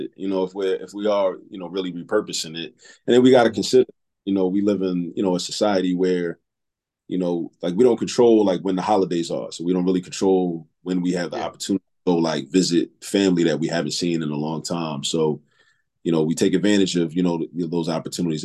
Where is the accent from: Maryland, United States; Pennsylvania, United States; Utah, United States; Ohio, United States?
Maryland, United States; Baltimore; also born or lived in New York; now in Philadelphia, United States; moved to Baltimore. I grew up in Baltimore, spent my formative years in Baltimore